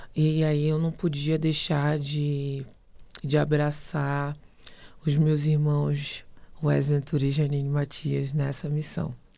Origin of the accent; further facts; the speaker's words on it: Rio de Janeiro, Brazil; moved away as an adult; also born or lived in Paranavaí, Paraná; eu saí do Rio de Janeiro e fui para Paranavaí, lá foi um, um, processo de transição muito, muito intenso, porque imagina, né, sair com 18 anos do Rio de Janeiro